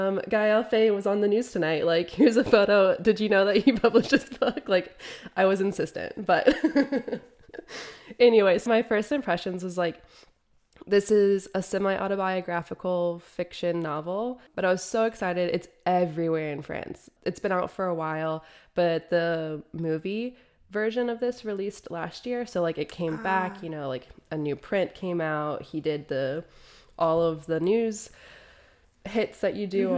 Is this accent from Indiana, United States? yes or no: yes; Indiana, United States; moved away as an adult; now in Europe; I'm originally from Indiana and moved to Europe after university.